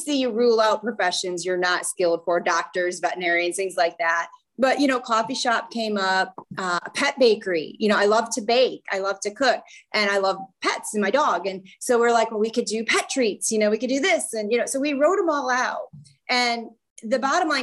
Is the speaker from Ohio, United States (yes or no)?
yes; Northwest Ohio, United States; I am from Northwest Ohio